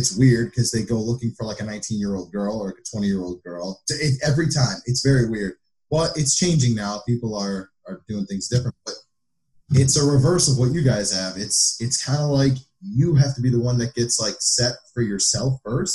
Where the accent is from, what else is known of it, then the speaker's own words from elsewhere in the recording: United States; I'm American first, and I guess I'm Arab second